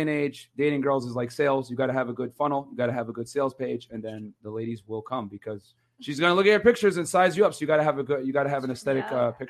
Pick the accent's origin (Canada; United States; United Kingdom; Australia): United States; the Bay Area, California; I'm from the Bay.